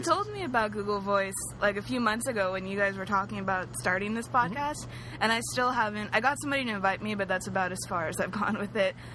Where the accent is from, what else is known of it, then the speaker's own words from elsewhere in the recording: San Diego, California, United States; also born or lived in Hercules, California / Orange County, California; now in Los Angeles, United States; I grew up in San Diego mostly, and then in Northern California.